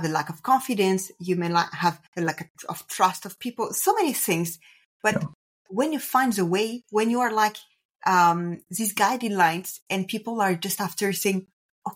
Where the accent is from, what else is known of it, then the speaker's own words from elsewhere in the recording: France; English is a second language; I'm French, so apologize if I do any kind of mistakes or for my accent.